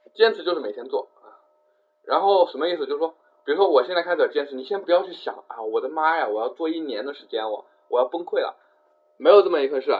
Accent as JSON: {"language": "Chinese", "region": "Jiangxi", "country": "China", "said": "我是江西人啊，我江西人啊"}